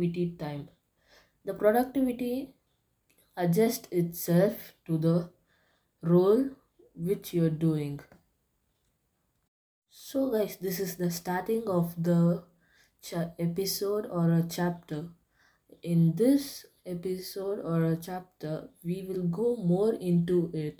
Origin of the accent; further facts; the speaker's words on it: India; I'm from India